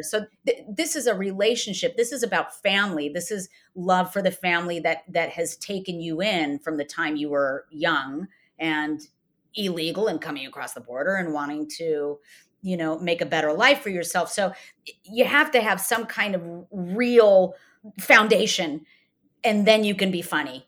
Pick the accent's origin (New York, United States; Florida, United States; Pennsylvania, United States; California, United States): California, United States; Downey; I was, uh, born and raised in Downey